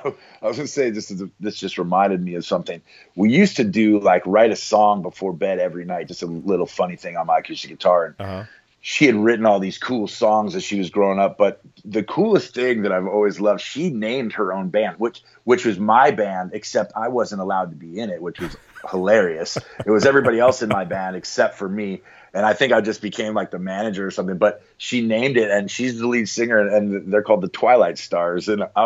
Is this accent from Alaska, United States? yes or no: yes; Anchorage, Alaska, United States; I was born in Anchorage.